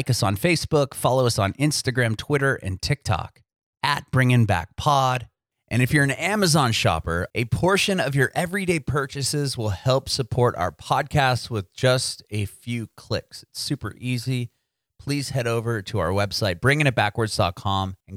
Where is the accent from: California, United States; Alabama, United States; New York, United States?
California, United States; San Diego; moved away as an adult; also born or lived in San Francisco; now in Tennessee, United States; I'm originally from San Diego. My family and I moved to Tennessee about six or 8 months ago.